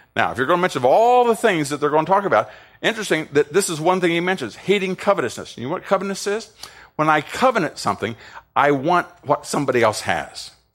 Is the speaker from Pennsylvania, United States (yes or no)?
no; Ohio, United States; I'm from Ohio